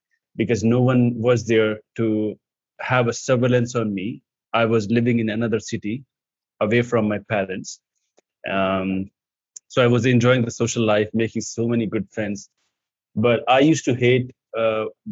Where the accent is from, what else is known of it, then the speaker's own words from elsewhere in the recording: India; English is a second language; I come from India